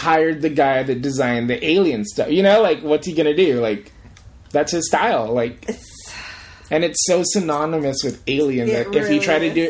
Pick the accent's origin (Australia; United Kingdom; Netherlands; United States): United States; accent: American; We have American accents.